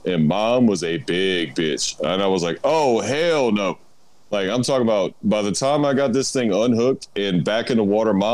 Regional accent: Houma, Louisiana, United States; I'm like from Houma. So I'm 60 miles south of New Orleans

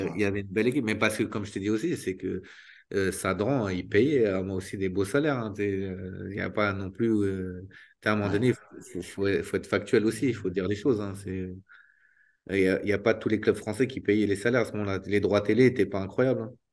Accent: Île-de-France, France; je suis un vrai Parisien

